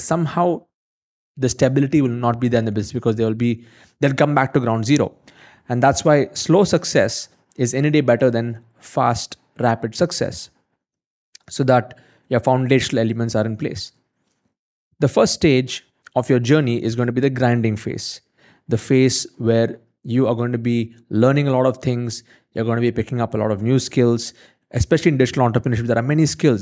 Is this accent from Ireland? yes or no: no; India; I'm from India